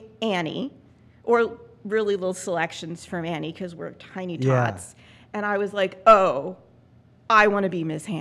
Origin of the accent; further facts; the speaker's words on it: Mount Pleasant, Pennsylvania, United States; I grew up in a small town in southwestern Pennsylvania called Mount Pleasant